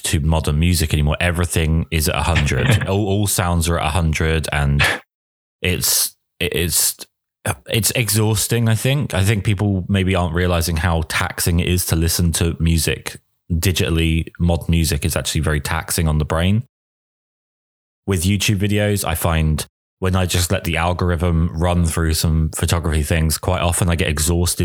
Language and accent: English; England, United Kingdom; I am English